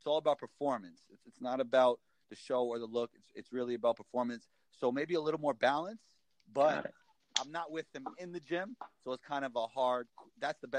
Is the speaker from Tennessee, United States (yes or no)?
no; New York City, New York, United States; That's why growing up in New York City as a basketball player is so awesome.